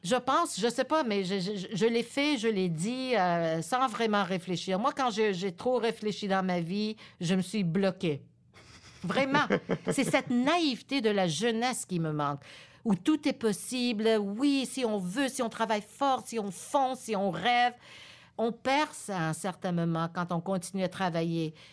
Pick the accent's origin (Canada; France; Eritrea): Canada; Montreal, Quebec; French is a second language; also born or lived in Laval; Je viens de Montréal. Je suis née ici à Montréal